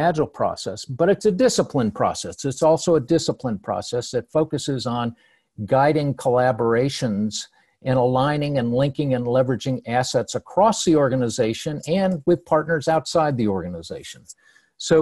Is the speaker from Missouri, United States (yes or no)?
no; Cleveland, Ohio, United States; I'm from Cleveland. I grew up there and I saw the steel mills closing down